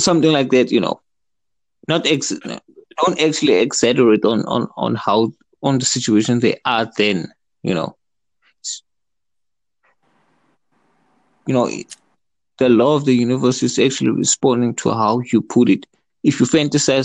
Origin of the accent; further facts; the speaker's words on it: South Africa; I'm from South Africa.